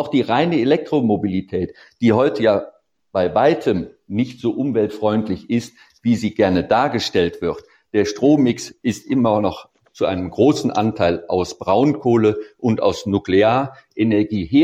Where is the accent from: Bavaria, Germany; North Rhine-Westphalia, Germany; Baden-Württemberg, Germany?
Baden-Württemberg, Germany; Sicherlich, ich komme aus der Nähe von Stuttgart, da haben sie einen Kessel, da geht es mehr darum, dass man keine Abgase hat.